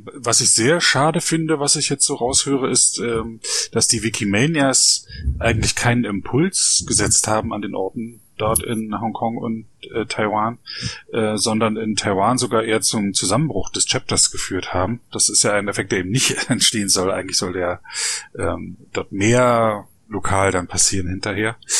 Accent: East Germany, Germany; Ich bin ja, ja selber in einer ähm, Diktatur aufgewachsen in der DDR

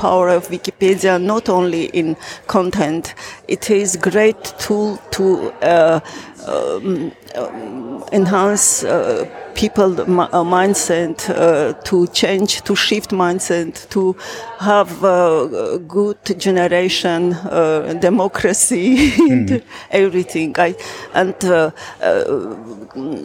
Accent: Armenia; from Armenia

